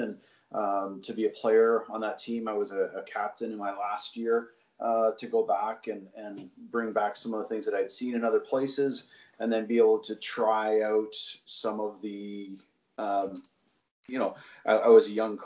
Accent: Nepean, Ontario, Canada; I grew up in Nepean, so played my minor hockey there

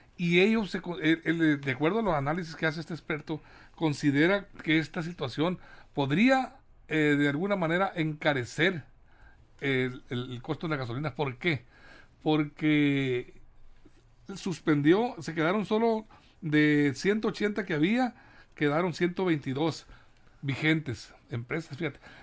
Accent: Mexico; como productores que somos los mexicanos

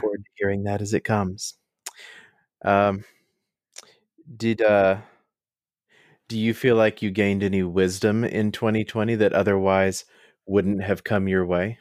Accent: United States; speaking as an American

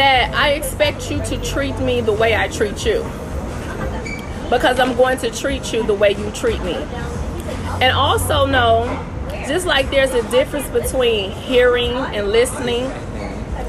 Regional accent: Detroit, Michigan, United States; also born or lived in Wilberforce, Ohio; now in New York, United States; I'm from Detroit, East Side, 7 Mile

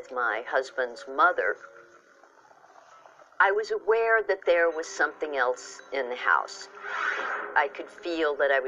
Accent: Dallas, Texas, United States; my hometown of Dallas

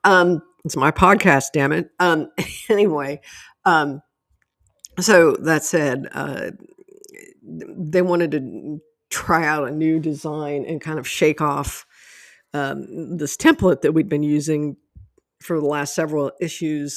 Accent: Ohio, United States; moved away as an adult; I grew up in Ohio, and I lived there for w, way too long

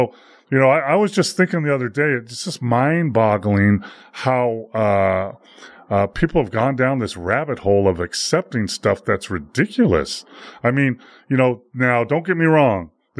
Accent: United States; but I am an American, mm-hmm. and, you know, I grew up with a middle, you know, a lower middle class family

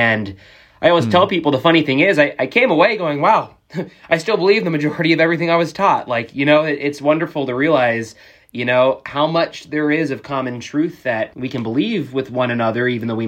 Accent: Jeddah, Makkah Province, Saudi Arabia; born there; I was born in Saudi Arabia. My dad was military. Yeah, born in Jeddah, right off the coast of the Red Sea in the early 90s.

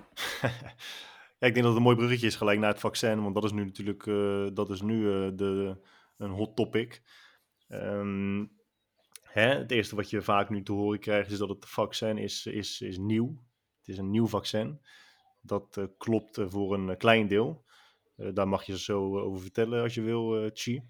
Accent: Netherlands; Wij stellen nu als Nederlanders

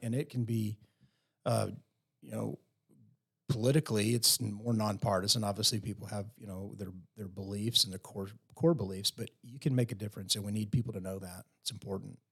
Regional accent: Post, Texas, United States; now in Lubbock, United States; growing up in Post Texas, uh, you know, small town kid

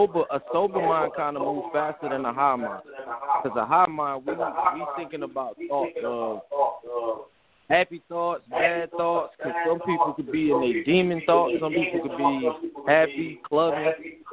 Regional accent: New York City, New York, United States; also born or lived in Florida; now in South Carolina, United States; I'm calling from 843 South Carolina, but I'm originally from Brooklyn, New York.

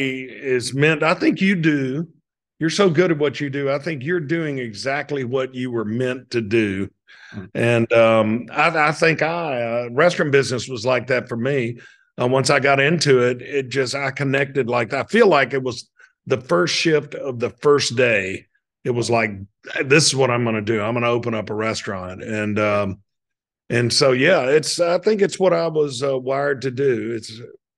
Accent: Hattiesburg, Mississippi, United States; I was born in Hattiesburg, Mississippi in 1961. My dad died when I was six. My mom was a public school art teacher. She raised my brother and me up

